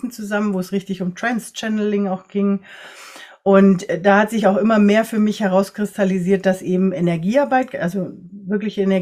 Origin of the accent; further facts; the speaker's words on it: Ecuador; born there; Ich bin selber in Ecuador geboren, mein Papa ist Deutscher und meine Mama ist aus einer chinesischen Kolonie in Ecuador